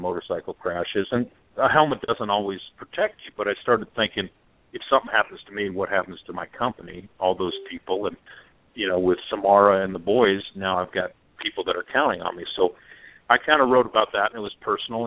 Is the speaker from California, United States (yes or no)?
yes; California, United States; I grew up in California when there's no helmet law